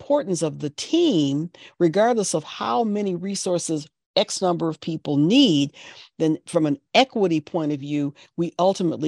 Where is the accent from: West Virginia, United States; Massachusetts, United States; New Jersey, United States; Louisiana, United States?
Massachusetts, United States; Boston; my hometown, my area here in Boston